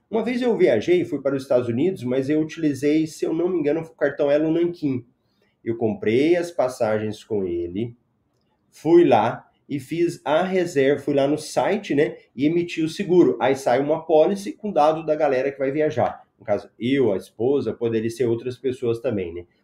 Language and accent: Portuguese; Goiânia, Goiás, Brazil; now in Cuiabá, Brazil; na realidade eu sou de Goiânia, mas eu moro em Cuiabá. Aí ah, já tem uns 10 anos que eu já tô aqui, já tô quase virando cuiabano já.